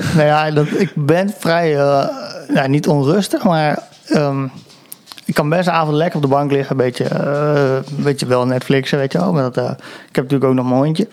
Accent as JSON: {"language": "Dutch", "town": "Apeldoorn", "region": "Gelderland", "country": "Netherlands", "said": "ik kom uit Apeldoorn"}